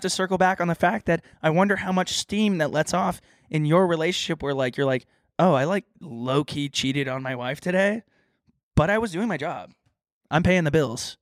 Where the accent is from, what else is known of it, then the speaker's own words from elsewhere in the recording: Texas, United States; I grew up in Texas